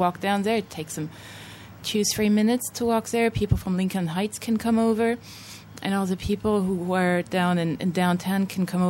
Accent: Germany; also born or lived in Los Angeles; now in France; I'm German, but I live in France now

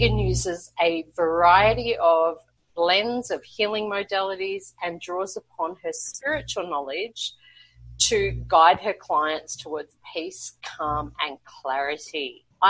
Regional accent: Brisbane, Queensland, Australia; moved away as an adult; now in Colombia; I'm originally from Brisbane, Australia, and now living in Colombia, South America

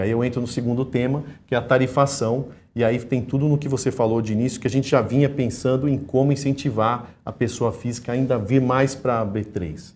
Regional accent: Minas Gerais, Brazil; eu como mineiro

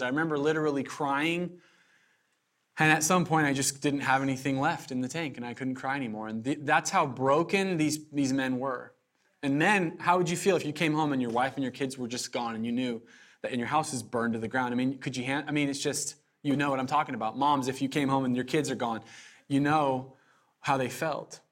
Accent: Southern Oregon, United States; now in Eugene, United States; I'm from Southern Oregon

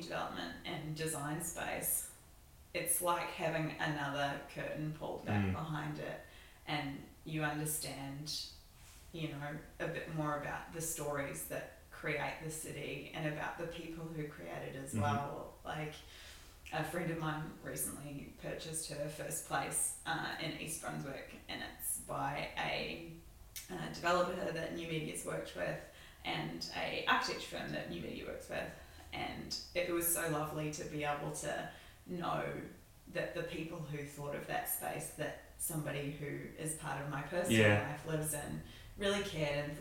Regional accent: New Zealand; now in Melbourne, Australia; as a Kiwi who loves the great outdoors

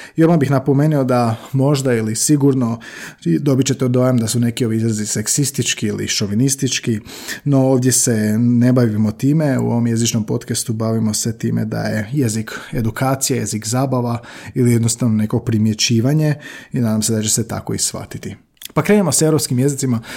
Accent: Slavonia, Croatia; tako govore u Slavoniji odakle sam ja

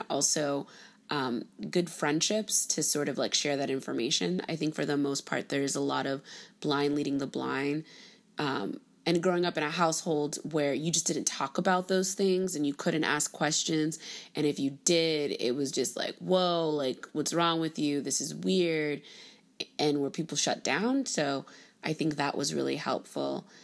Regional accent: Miami, Florida, United States; My parents are both born in Haiti and I was born and raised in Miami, Florida

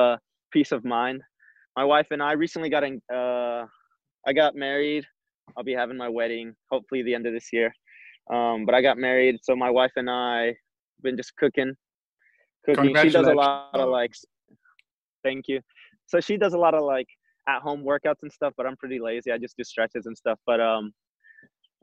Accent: Arizona, United States; moved away as an adult; now in San Diego, United States; I grew up in Arizona

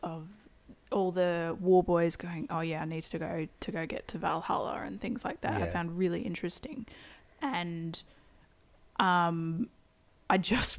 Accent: Queensland, Australia; I come from Queensland Bogenstock.

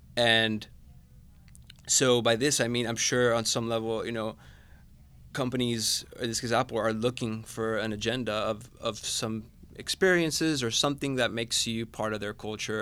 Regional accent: Managua, Nicaragua; moved away as an adult; now in Atlanta, United States; I'm originally from Managua, Nicaragua, so the Bay Area is a tad different, uh, to, to my home country

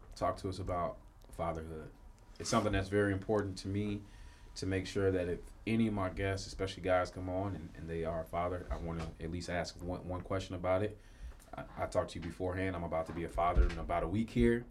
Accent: Chicago, Illinois, United States; moved away; I'm from Chicago originally

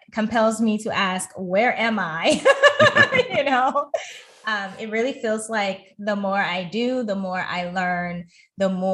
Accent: United States; my home country in the US

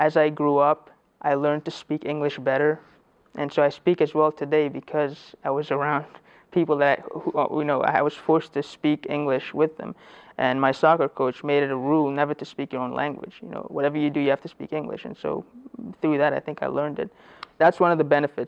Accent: Clarkston, Georgia, United States; English is a second language; also born or lived in Afghanistan / Pakistan; I grew up in Clarkston, and that's I think a haven for most refugee families that come in.

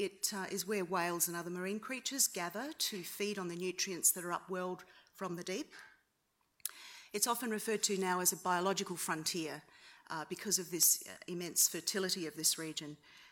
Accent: South Australia, Australia; it is the name I grew up with in South Australia.

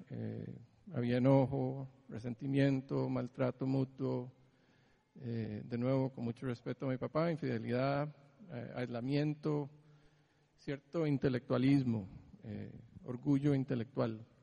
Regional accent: Greece; born there; Yo nací en Grecia. Eh, hace demasiado tiempo.

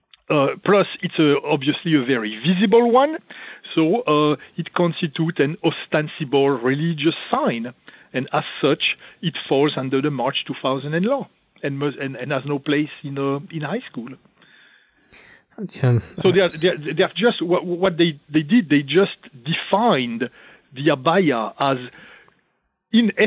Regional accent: Burgundy, Bourgogne-Franche-Comté, France; I'm not really French. I'm Burgundian. I'm from Burgundy.

